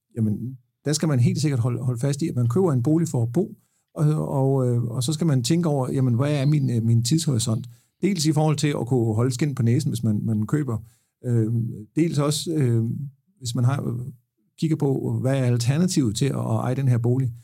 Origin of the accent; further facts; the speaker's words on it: Haderslev, Southern Denmark, Denmark; Haderslev, hvor jeg er fra